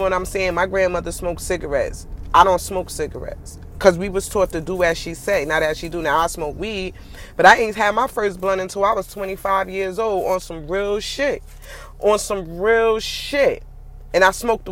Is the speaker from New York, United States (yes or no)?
yes; New York City, New York, United States; also born or lived in Newark, New Jersey; I was born in Newark. I was raised in Brooklyn